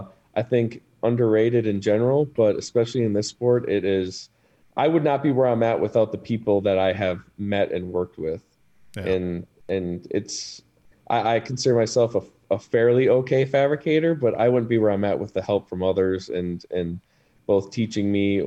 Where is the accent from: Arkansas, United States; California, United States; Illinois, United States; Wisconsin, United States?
Wisconsin, United States; moved away as an adult; also born or lived in New York; We're originally from Wisconsin.